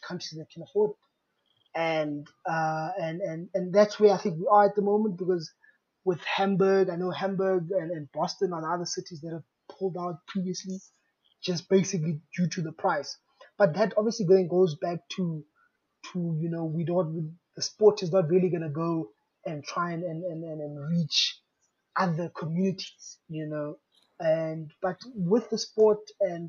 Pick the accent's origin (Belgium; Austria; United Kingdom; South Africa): South Africa; as a South African